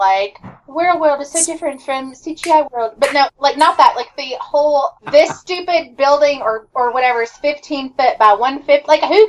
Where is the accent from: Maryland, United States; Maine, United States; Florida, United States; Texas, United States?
Texas, United States; Sorry, I'm Texan.